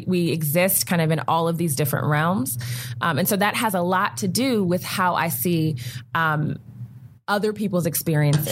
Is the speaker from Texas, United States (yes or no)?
no; Prince George's County, Maryland, United States; I grew up right outside of Washington D.C. in Prince George's County, Maryland